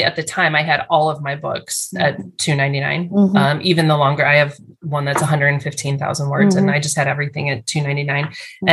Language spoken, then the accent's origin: English; Chicago, Illinois, United States; I was from Chicago